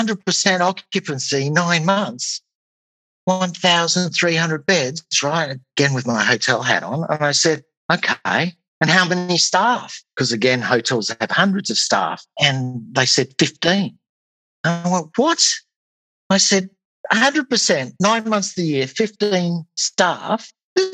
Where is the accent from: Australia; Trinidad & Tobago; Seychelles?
Australia; accent: Australian; moved away as an adult; now in United Kingdom; My accent probably gives that away, I would think. So yes, I'm an Australian in the UK, right? Well, maybe we'll start there. I've been in the UK now for a little over 10 years.